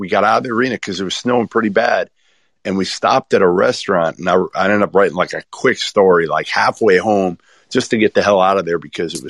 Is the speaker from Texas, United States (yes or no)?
no; Boston, Massachusetts, United States; I'm from Boston.